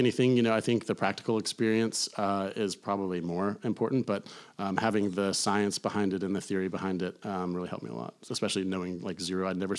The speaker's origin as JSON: {"language": "English", "town": "Atlanta", "region": "Georgia", "country": "United States", "tie": "born or raised there", "also_born_or_lived": "Tallahassee, Florida / Charleston, South Carolina / Napa Valley, California", "moved": "as an adult", "said": "I grew up in Atlanta or outside of Atlanta, went to school in Tallahassee, Florida State."}